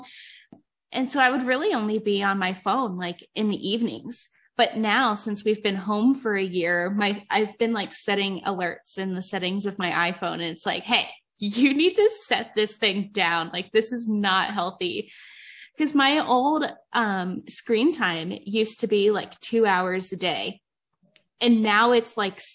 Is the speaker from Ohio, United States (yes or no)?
yes; Ohio, United States; moved away as an adult; now in Nevada, United States; I'm from Ohio and I moved out here.